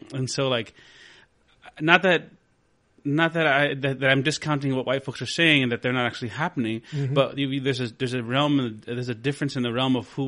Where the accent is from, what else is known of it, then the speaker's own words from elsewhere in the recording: Del Rio, Texas, United States; I'm originally from Del Rio, Texas, from the Barrio de San Felipe.